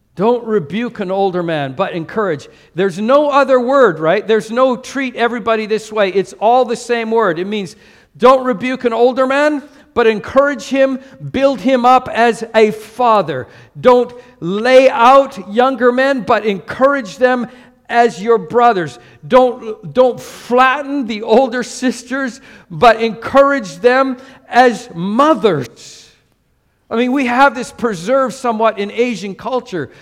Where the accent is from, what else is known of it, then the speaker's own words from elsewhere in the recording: Canada; now in Singapore; as a Canadian in Canada